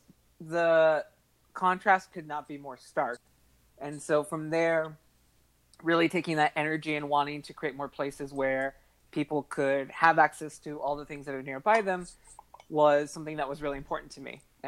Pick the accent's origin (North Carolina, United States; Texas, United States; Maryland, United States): Texas, United States; San Antonio; also born or lived in Austin, Texas; I grew up in and around San Antonio, and growing up there in a fairly suburban place